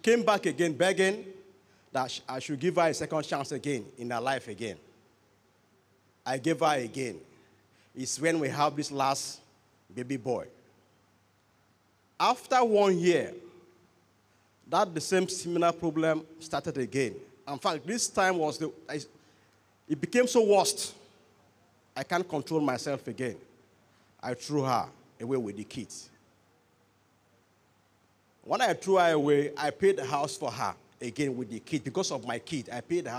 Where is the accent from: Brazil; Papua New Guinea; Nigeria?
Nigeria; Bayelsa; I am from Bayelsa State